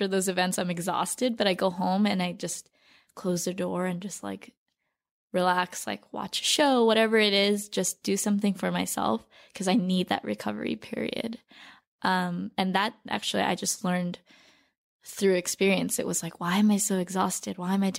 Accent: Torrance, California, United States; now in New York City, United States; But I grew up in Torrance, which is this beach town.

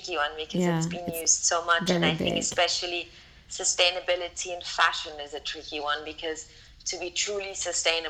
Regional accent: Austria; now in London, United Kingdom; Mom is based in Austria and I'm based in London. So we're both from Austria.

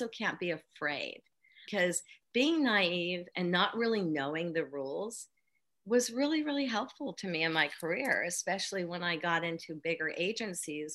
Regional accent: Northern California, United States; I was raised in Northern California

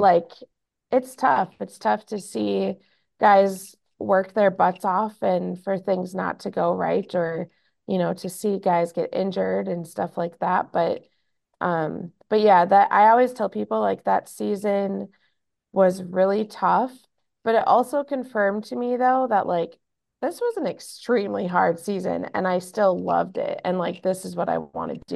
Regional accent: Minnesota, United States; I am born and raised in Minnesota

